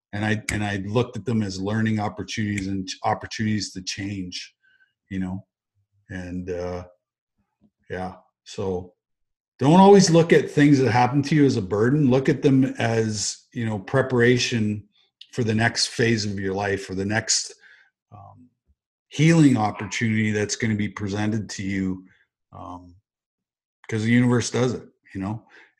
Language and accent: English; Western Canada, Canada; peace and joy and happiness and love and care and respect and, you know, all those things we learned growing up in Western Canada.